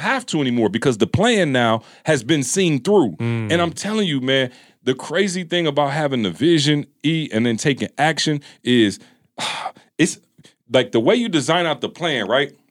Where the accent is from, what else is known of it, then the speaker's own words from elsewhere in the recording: Midwest, United States; we come from the Midwest